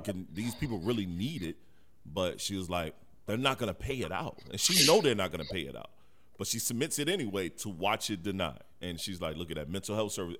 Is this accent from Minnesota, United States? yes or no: no; Detroit, Michigan, United States; moved away; also born or lived in South Carolina; I'm from Detroit, right. Michigan. I'm born in the '80s. I've seen crack sweep through my city and even when I moved down south